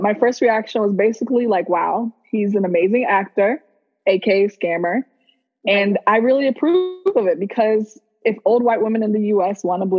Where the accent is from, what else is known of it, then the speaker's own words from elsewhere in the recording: San Antonio, Texas, United States; also born or lived in Nigeria; now in Houston, United States; I was born in Nigeria, but raised in San Antonio, Texas